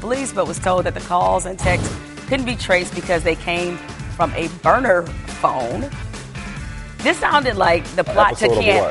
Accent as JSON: {"language": "English", "town": "Detroit", "region": "Michigan", "country": "United States", "tie": "born or raised there", "said": "my hometown."}